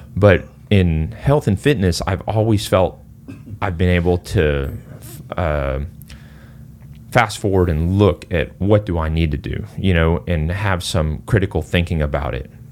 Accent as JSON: {"language": "English", "country": "Singapore", "moved": "yes", "said": "I'm originally from Singapore."}